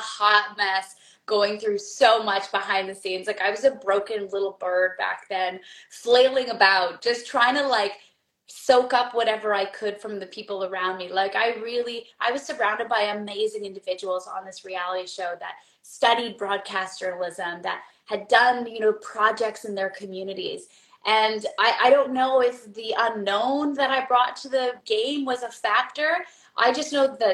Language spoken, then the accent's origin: English; Canada; Being a Canadian